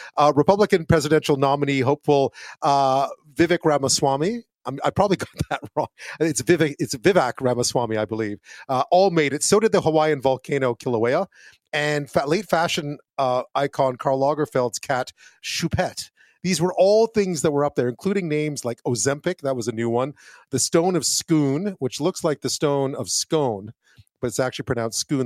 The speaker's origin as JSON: {"language": "English", "town": "Montreal", "region": "Quebec", "country": "Canada", "tie": "born or raised there", "said": "I grew up in Montreal in French"}